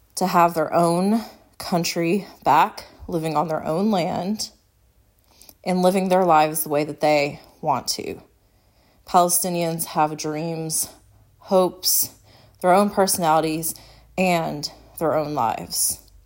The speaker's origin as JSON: {"language": "English", "country": "United States", "said": "As an American"}